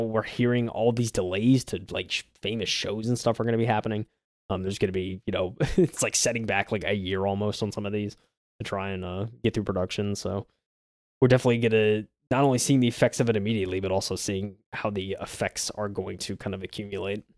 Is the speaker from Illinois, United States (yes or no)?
no; South Carolina, United States; I grew up in South Carolina, I've lived here my whole life